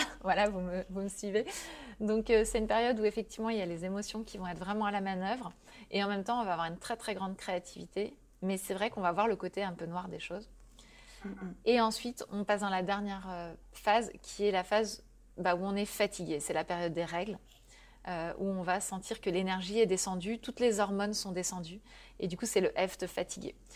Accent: Brittany, France; Et donc, euh, bah, moi, je suis bretonne et le surf, je kiffe vraiment hein, dans la vraie vie.

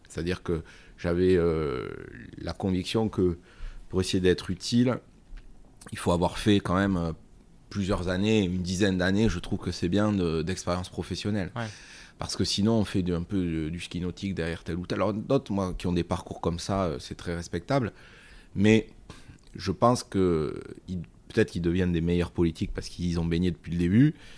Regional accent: Bagnères-de-Bigorre, Occitania, France; j'ai eu la chance de grandir à Bagnères de Bigorre, au cœur des, Hautes-Pyrénées

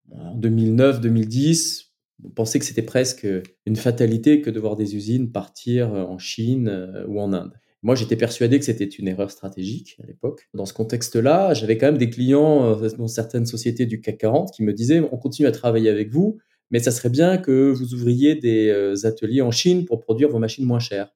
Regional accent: France; chez nous en France

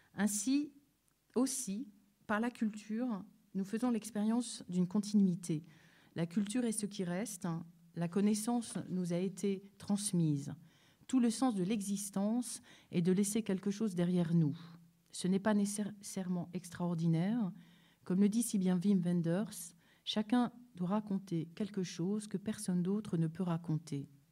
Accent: Paris, Île-de-France, France; ma vie ici en France, euh, où je suis née à Paris

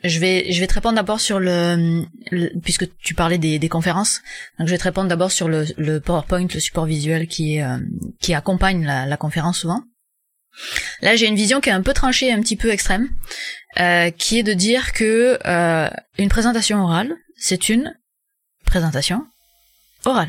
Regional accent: France; moved away as an adult; now in Quebec, Canada; je suis française mais j'habite au Québec

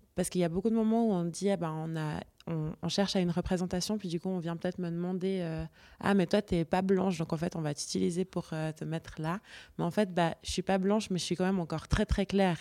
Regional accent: Switzerland; j'ai grandi en Suisse et puis que j'ai été éduquée par ma famille suisse

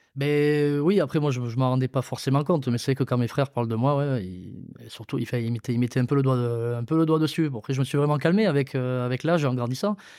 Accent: Mont-de-Marsan, Nouvelle-Aquitaine, France; J'ai eh, grandi à, à Mont-Marsan, du coup, dans le quartier du, du Bélier voilà, quartier très très sympa, euh, dans Mont-de-Marsan

